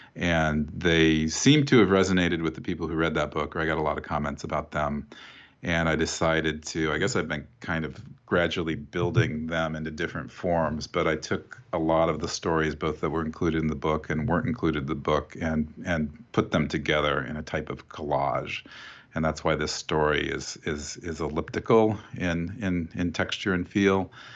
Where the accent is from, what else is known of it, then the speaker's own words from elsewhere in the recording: Oskaloosa, Iowa, United States; when I was growing up in Iowa, and I grew up in this town called Oskaloosa